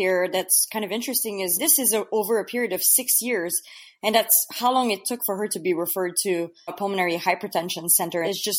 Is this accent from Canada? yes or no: yes; Canada; now in Philadelphia, United States; I come from Canada.